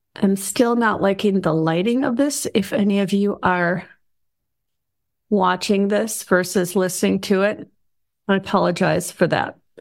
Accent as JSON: {"language": "English", "town": "Chicago", "region": "Illinois", "country": "United States", "tie": "born or raised there", "moved": "yes", "lives_now": "North Georgia, United States", "said": "I was raised in Chicago"}